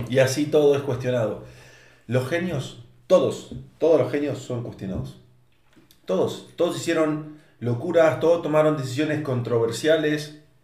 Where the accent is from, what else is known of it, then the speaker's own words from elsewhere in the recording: Argentina; moved away as an adult; now in Zapopan, Mexico; siendo argentino